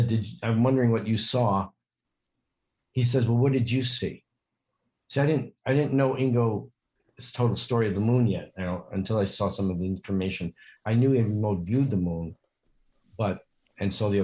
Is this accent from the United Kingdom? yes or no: no; Yonkers, New York, United States; I was born in Yonkers